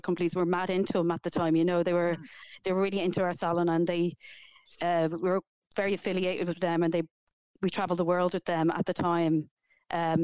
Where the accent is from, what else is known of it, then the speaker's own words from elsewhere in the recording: Dublin, Leinster, Ireland; I grew up in Tala and I left school very young